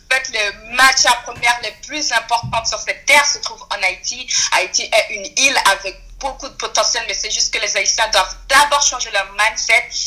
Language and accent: French; French Guiana; étant donné que je suis guyanaise d'origine haïtienne